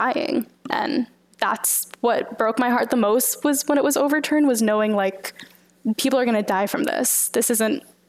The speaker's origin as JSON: {"language": "English", "town": "Houston", "region": "Texas", "country": "United States", "tie": "born or raised there", "said": "I'm from Houston and I grew up in private schools"}